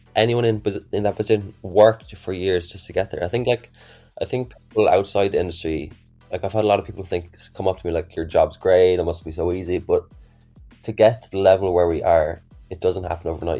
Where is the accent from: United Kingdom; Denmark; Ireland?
Ireland; I'm from Ireland myself.